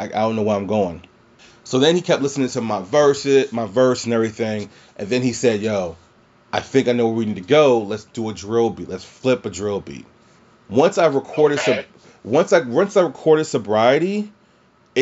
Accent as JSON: {"language": "English", "region": "Louisiana", "country": "United States", "also_born_or_lived": "Prince George's County, Maryland", "moved": "yes", "said": "where I'm from in Louisiana"}